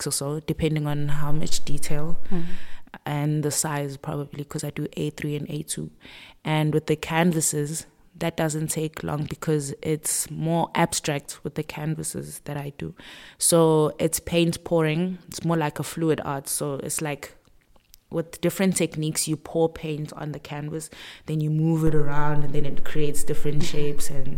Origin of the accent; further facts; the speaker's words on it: Pietermaritzburg, KwaZulu-Natal, South Africa; I'm a PMB girl, born and bred.